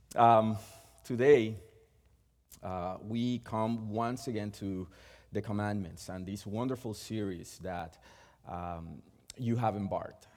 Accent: Puerto Rico; first language Spanish; English is a second language; moved away; We are both from Puerto Rico. So our first language is Spanish, and we were born and raised there

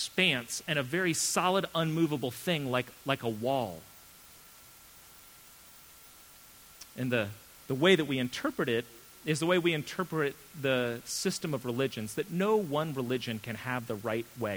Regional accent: United States; as an American

